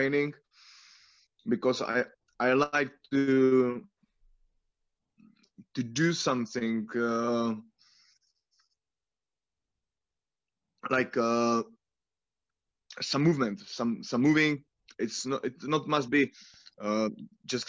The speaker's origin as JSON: {"language": "English", "town": "Brno", "region": "South Moravian Region", "country": "Czechia", "second_language": "English", "said": "I'm from Brno"}